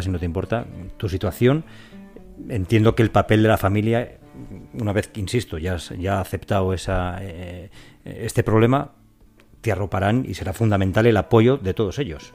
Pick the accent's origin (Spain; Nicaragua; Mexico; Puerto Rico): Spain; Robladillo, Castile and León; soy de, un, de Valladolid, de un pueblecito muy pequeño y ahí en nuestro pueblo